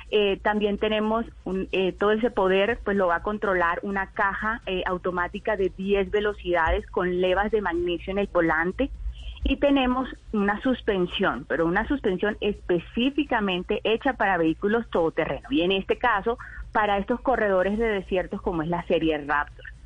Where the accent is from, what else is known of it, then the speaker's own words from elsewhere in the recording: Valledupar, Cesar, Colombia; Sí, yo soy de Valledupar. De Valle... Nací en uh, Valledupar.